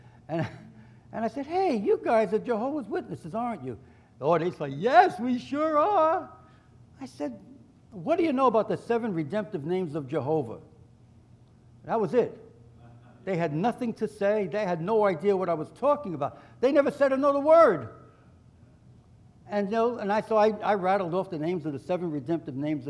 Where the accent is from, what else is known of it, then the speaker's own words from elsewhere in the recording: New York City, New York, United States; I grew up in New York City